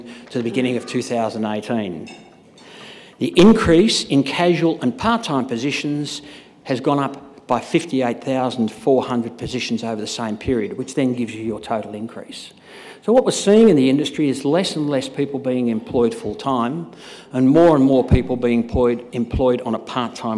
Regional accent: Sydney, New South Wales, Australia; I'm from Sydney

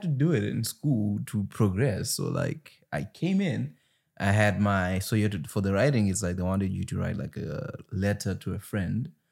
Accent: Zimbabwe; moved away; I come from Zimbabwe where you don't get rocked

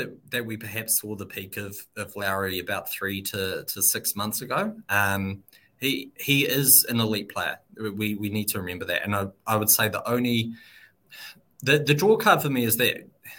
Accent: Dubai, United Arab Emirates; Yeah, so I grew up in Dubai. That's where I started. So I spent 8 years living in Dubai.

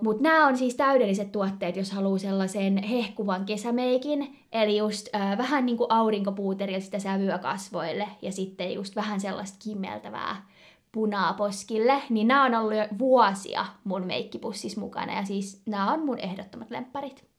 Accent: Turku, Southwest Finland, Finland; also born or lived in Kouvola; Me ollaan itse asiassa ää, ihan pienenä asuttu Kouvolassa ja sieltä niinku ihan alun perin kotoisin. Vaikka kyllä me molemmat varmaan lasketaan itsemme turkulaiseksi

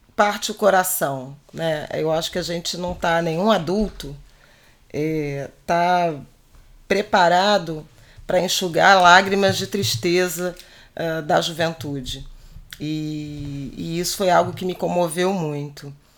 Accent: Rio de Janeiro, Brazil; como carioca

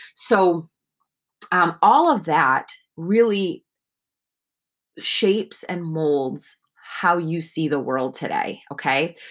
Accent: Northeast, United States; I was raised in the Northeast

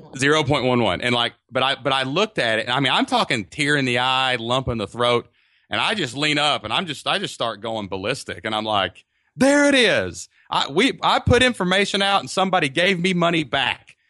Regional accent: southeast Kentucky, United States; We live in a small town in southeast Kentucky, down kind of by the mountains. So, but it's actually my hometown

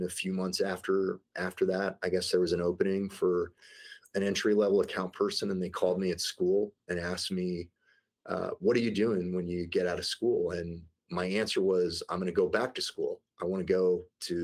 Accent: St. Louis, Missouri, United States; now in Denver, United States; I grew up in the Midwest in St. Louis, Missouri

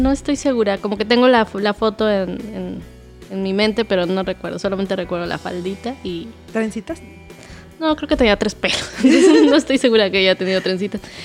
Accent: Acámbaro, Guanajuato, Mexico; now in Xalapa, Mexico; en mi pueblito, en Guanajuato

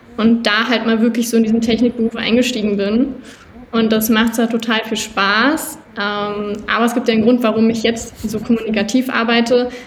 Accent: outskirts of Berlin, Brandenburg, Germany; ich bin am Rand von Berlin aufgewachsen größtenteils, zwischendurch auch mal kurz in Berlin, aber in der Regel schon außerhalb

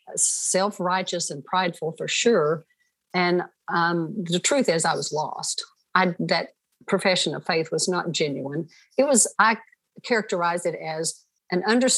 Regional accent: Stonewall, Oklahoma, United States; I was born in Stonewall, Oklahoma, you know, nowhere America. And this just had an idyllic sort of a leave it to beaver growing up

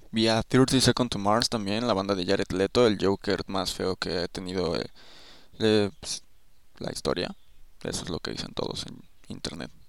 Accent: Mexico City, Mexico; O sea, soy una persona de la Ciudad de México. No es como que siempre escuché música en español.

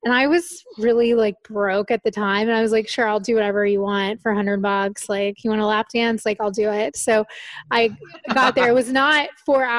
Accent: Florida, United States; moved away as an adult; now in Playa del Carmen, Mexico; right now I'm based in Playa del Carmen, but I'm from Florida in the US

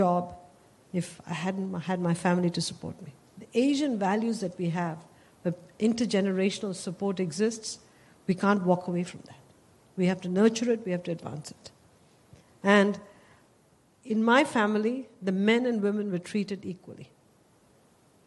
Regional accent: India; moved away as an adult; now in United States; Growing up in India, we didn't own a car, we didn't own a telephone

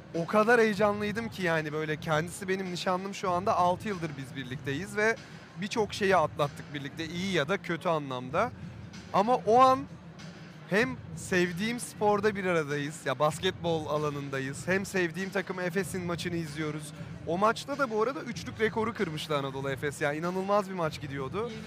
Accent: Burdur, Turkey; moved away; ben küçük bir şehirden çıkma bir adamım. Burdur gibi bir yerden yani. E, Burdur'dan çıktım. 70 bin nüfusu vardı doğduğum yerin.

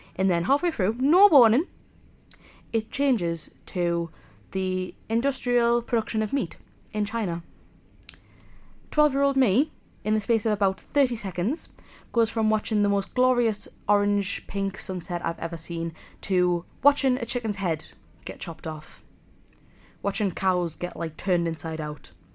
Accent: South Shields, North East England, United Kingdom; accent: Geordie; moved away as an adult; now in Leeds, United Kingdom; I'm a Geordie, if you can't already tell. I'm from Sunny South Shields, So I suppose I'm technically a sand dancer

